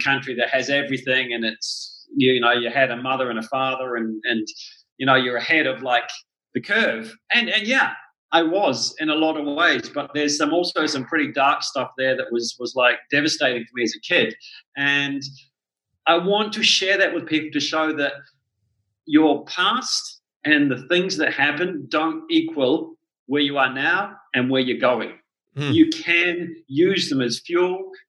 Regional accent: New Zealand; It was certainly, you're right, the things you said, it is a very beautiful country. The people are amazing there. It's a very small country

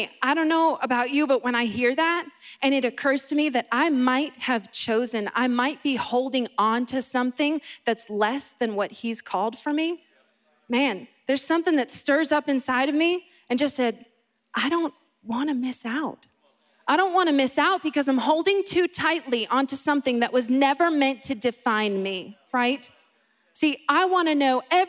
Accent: Boston, Massachusetts, United States; I grew up in Boston and not in Florida

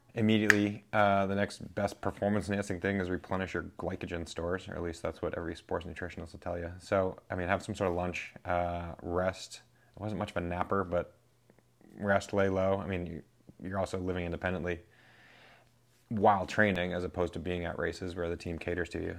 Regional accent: New Hampshire, United States; now in Vermont, United States; Born and raised in New Hampshire

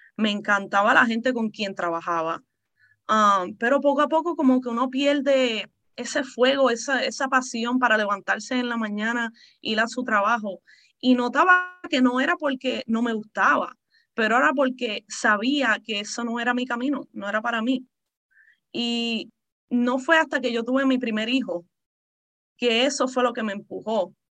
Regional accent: Puerto Rico; also born or lived in Texas; now in Maryland, United States; yo originalmente soy de Puerto Rico. Uh, mis padres son de ahí.

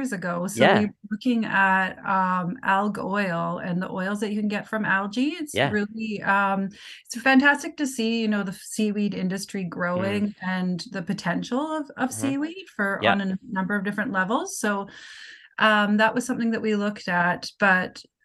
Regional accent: Vancouver, British Columbia, Canada; moved away as an adult; also born or lived in Saskatchewan; now in Comox Valley, Canada; I'm actually originally from Vancouver

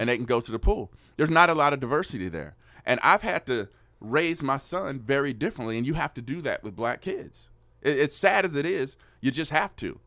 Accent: Oakland, California, United States; now in Austin, United States; I grew up in Oakland where the relationship between the police officers and the citizens, horrible

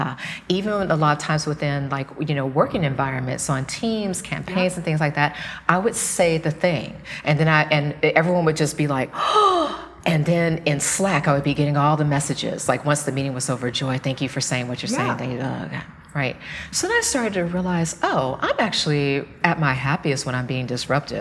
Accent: the South, United States; I grew up in the South.

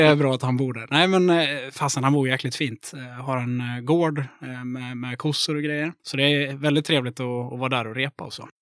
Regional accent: Mora, Dalarna County, Sweden; accent: Dalarna; moved away as an adult; now in Gothenburg, Sweden; Jag kommer från Mora i Dalarna

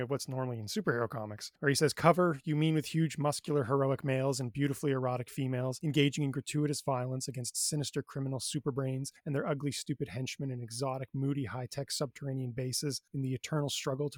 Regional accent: Thunder Bay, Ontario, Canada; I'm from Thunder Bay

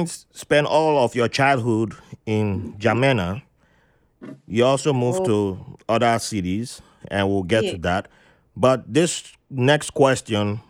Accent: Jos, Plateau, Nigeria; I was born in Jos, but my family is from the southern part of Nigeria

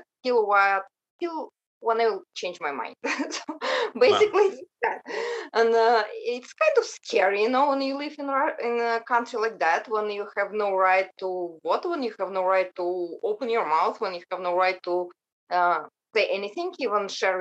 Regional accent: Russia; English is a second language; moved away as an adult; now in United States; I came from Russia 9.5 years ago here to USA

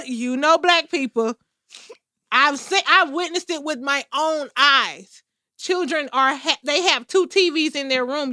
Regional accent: United States; I'm a fucking American

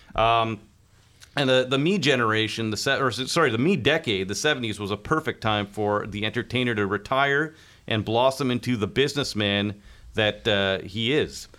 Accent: Kingston, Ontario, Canada; growing up in Kingston prior to the hyper sports media coverage

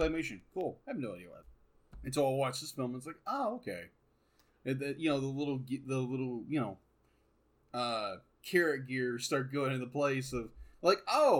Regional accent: United States; obviously myself being an American

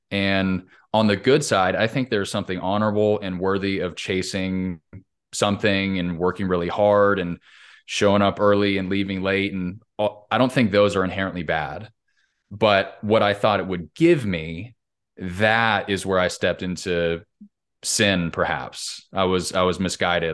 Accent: Southern California, United States; I grew up in Southern Cal, California

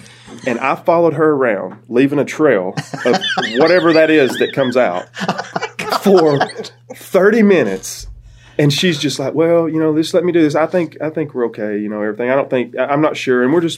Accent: Cordova, Alabama, United States; I'm from Cordova, originally.

